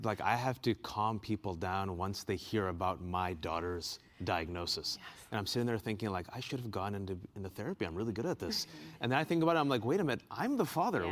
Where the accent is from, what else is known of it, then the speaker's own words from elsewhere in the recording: Bay Area, California, United States; now in Washington, D.C., United States; I'm originally from the Bay Area